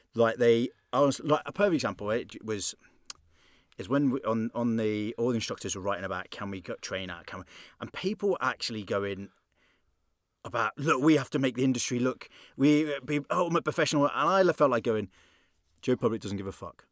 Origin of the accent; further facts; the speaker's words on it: England, United Kingdom; now in Belfast, United Kingdom; I'm English